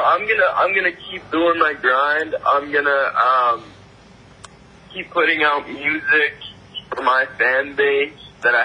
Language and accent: English; Burlington, Vermont, United States; born there; also born or lived in Montreal / Tennessee; I wasn't born here. I was born in the States. I was born in Burlington, Vermont.